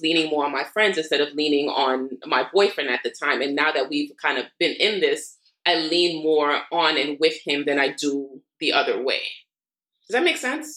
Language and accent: English; New York City, New York, United States; also born or lived in Queens; I'm from Brooklyn born and raised and everything, except I go to sleep in Queens and I currently live in Queens